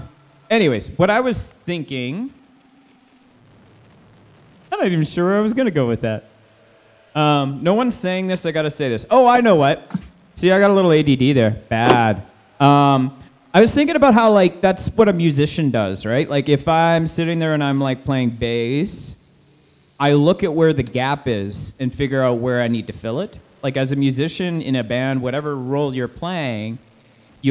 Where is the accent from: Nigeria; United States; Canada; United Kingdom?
Canada; I like being Canadian-centric